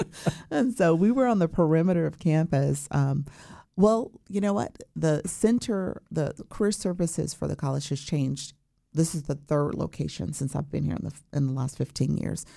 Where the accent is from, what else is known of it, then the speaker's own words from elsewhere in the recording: Chicago, Illinois, United States; also born or lived in Champaign-Urbana, Illinois; I'm originally from Chicago, Illinois, okay. and went to Morgan Park High School